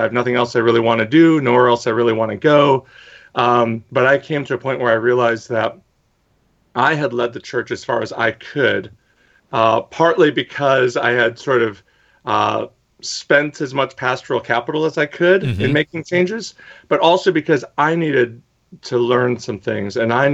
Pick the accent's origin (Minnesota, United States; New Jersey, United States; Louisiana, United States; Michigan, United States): Michigan, United States; Detroit; moved away as an adult; now in New York, United States; I am originally from Detroit, Michigan, the biracial son of blue-collar parents.